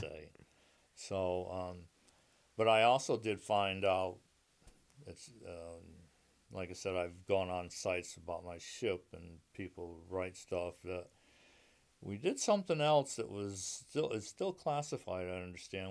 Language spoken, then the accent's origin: English; Meriden, Connecticut, United States; moved away as an adult; now in Manchester, United States; I grew up in Meriden, Connecticut